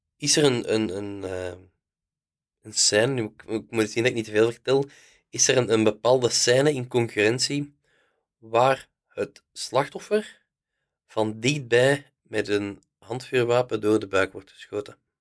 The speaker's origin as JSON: {"language": "Dutch", "town": "Haacht", "region": "Flanders", "country": "Belgium", "said": "ik van Haagd ben, ik ken veel volk, veel mensen kennen mij"}